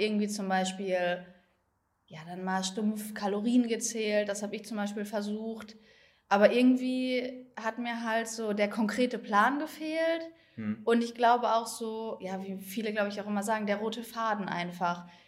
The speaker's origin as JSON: {"language": "German", "town": "Herne", "region": "North Rhine-Westphalia", "country": "Germany", "said": "ich komme aus Herne, das ist in NRW"}